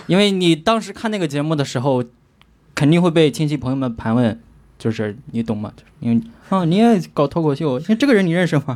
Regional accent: Qingdao, Shandong, China; moved away; 我是青岛人

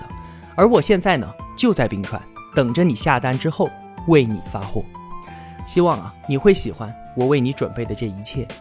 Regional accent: Yunnan, China; 我是一个土生土长的云南人，我爷爷呢，他十六岁就从东北哈尔滨来到这最西南的边缘之境，扎根在彩云之南。

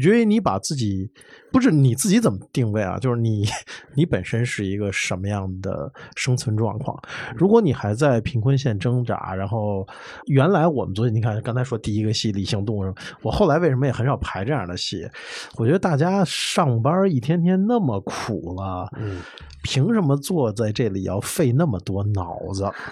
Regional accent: Beijing, China; 因为我是这块土地长起来的，是一骨子里的事儿

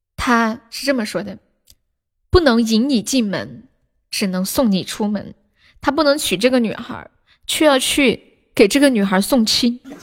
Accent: Harbin, Heilongjiang, China; 我说东北哈尔滨的

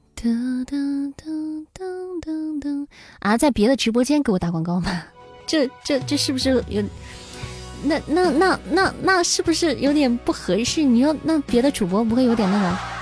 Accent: Xi'an, Shaanxi, China; 我是西安的

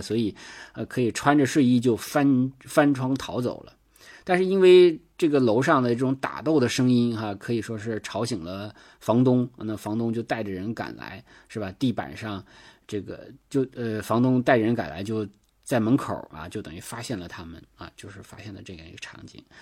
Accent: Northeast China, China; accent: Northeastern Mandarin; 我们东北话

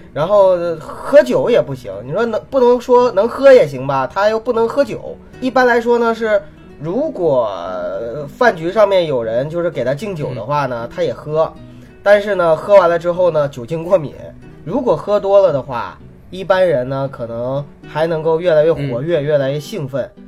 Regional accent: Northeast China, China; 我也东北人嘛

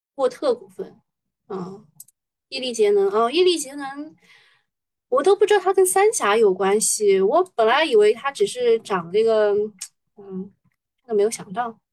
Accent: Shanghai, China; 作为上海人

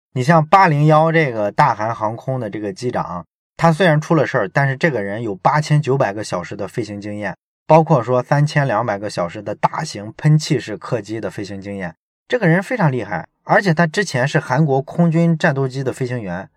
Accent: China; 我们中国人

